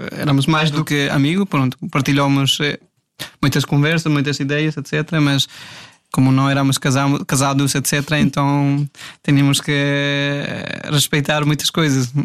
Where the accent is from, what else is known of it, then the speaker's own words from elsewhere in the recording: India; Portuguese is a second language; moved away as an adult; now in Portugal; também sou da Índia